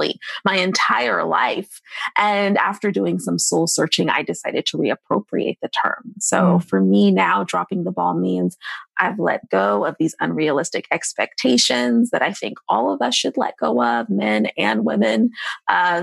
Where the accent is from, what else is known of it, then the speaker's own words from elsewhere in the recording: Seattle, Washington, United States; moved away; also born or lived in Tacoma, Washington / New York; I'm from Seattle